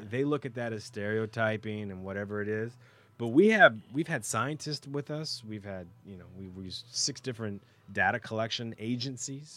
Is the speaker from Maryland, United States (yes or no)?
no; Texas, United States; moved away as an adult; also born or lived in Los Angeles / Toronto / Oregon; now in Canada; I was raised in the States. So, and in Texas, when my family and I first arrived in Texas